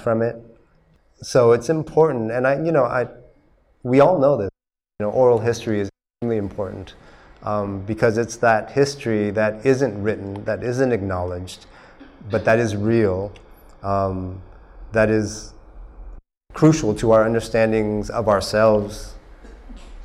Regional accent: Oklahoma, United States; moved away as an adult; also born or lived in Texas / California; now in Vietnam; I grew up in Oklahoma and Texas

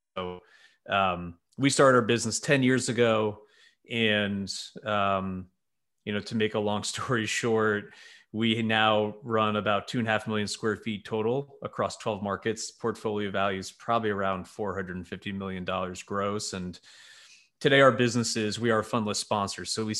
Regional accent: New York, United States; Yeah, so I'm a New Yorker who married a Nashville girl. We met in college and we did the Northeast thing for a little bit.

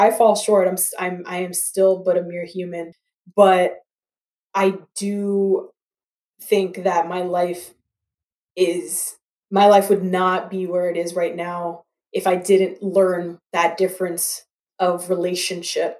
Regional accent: Toronto, Ontario, Canada; also born or lived in Grambling, Louisiana, United States / Atlanta, Georgia, United States; growing up where I grew up in Scarborough and here in Toronto

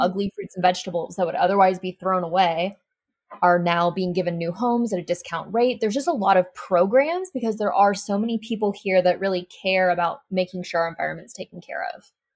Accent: Arkansas, United States; I'm from Arkansas, which is not necessarily the most eco-friendly, progressive state in America.

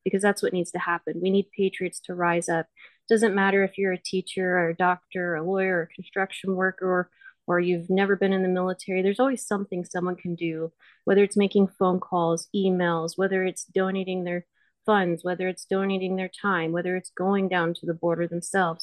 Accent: United States; I'm an American

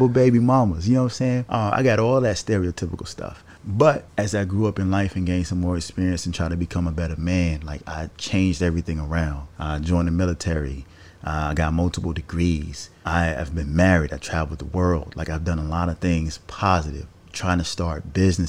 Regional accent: the South, United States; growing up in the South

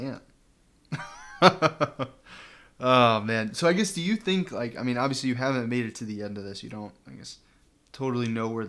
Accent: Midwest, United States; moved away; growing up in the Midwest, I could never connect with Spider-Man, but I feel like now that I, like, live out here in the city

